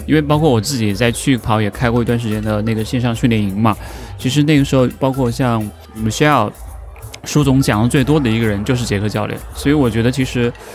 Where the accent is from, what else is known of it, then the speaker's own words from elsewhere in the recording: Hunan, China; moved away as an adult; also born or lived in Guangzhou / Shanghai; 我是湖南人，离，离广州很近